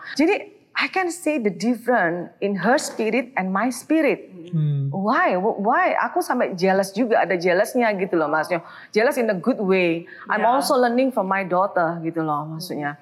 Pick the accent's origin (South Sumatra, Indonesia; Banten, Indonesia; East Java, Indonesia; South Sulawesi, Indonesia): East Java, Indonesia; Surabaya; moved away as an adult; also born or lived in Sydney, Australia; now in Jakarta, Indonesia; Surabaya tentunya ya, kota asal aku.